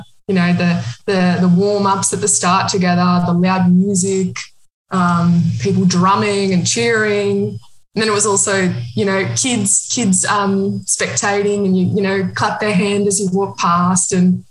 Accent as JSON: {"language": "English", "country": "Australia", "lives_now": "Berlin, Germany", "said": "I'm from Australia, but I've been living in Berlin, Germany for the last 2 years."}